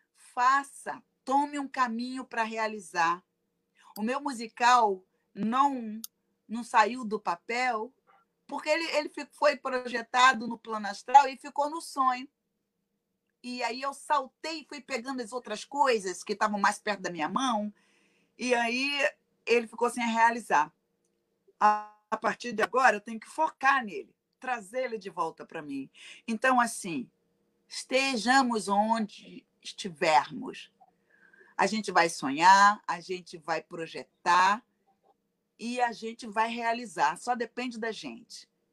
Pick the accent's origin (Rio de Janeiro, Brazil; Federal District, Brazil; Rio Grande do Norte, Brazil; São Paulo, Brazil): Rio de Janeiro, Brazil; moved away as an adult; now in Chicago, United States; A família de classe negra, hum, de classe média, é, morando no subúrbio do Rio de Janeiro, né? Nós somos de Realengo